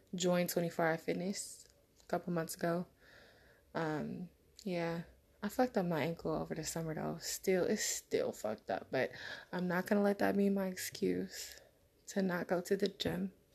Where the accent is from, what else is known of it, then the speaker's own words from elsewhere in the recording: West Coast, United States; I'm from the West Coast